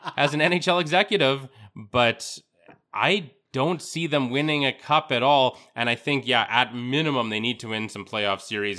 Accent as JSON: {"language": "English", "country": "Canada", "said": "as a Canadian"}